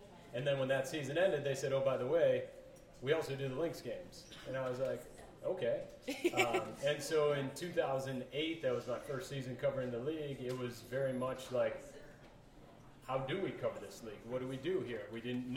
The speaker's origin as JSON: {"language": "English", "town": "Minneapolis", "region": "Minnesota", "country": "United States", "tie": "born or raised there", "also_born_or_lived": "Colorado", "said": "I was born in Colorado but raised in the Twin Cities"}